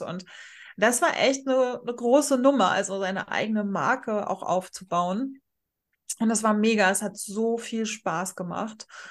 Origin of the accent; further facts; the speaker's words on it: Rostock, Mecklenburg-Vorpommern, Germany; ich gerade in meiner Heimatstadt in Rostock